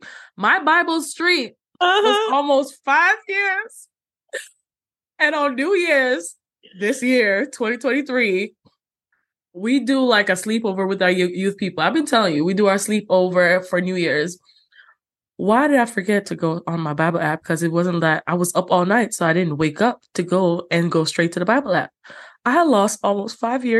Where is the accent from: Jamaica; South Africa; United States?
Jamaica; growing up in Jamaica, we had like a green book with all the hymns